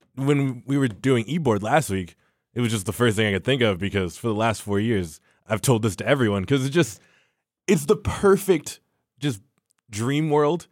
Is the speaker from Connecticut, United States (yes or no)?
no; Santa Monica, California, United States; moved away as an adult; now in Auburn, United States; I'm from Santa Monica, California, which is probably the most liberal place on the planet